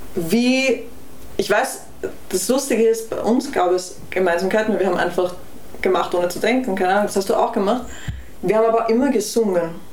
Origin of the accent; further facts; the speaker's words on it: Vienna, Austria; ich bin in Wien aufgewachsen